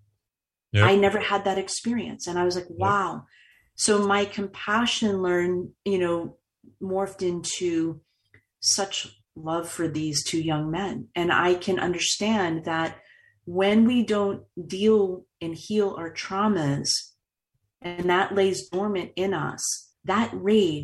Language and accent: English; Boston, Massachusetts, United States; I've been born and raised in Boston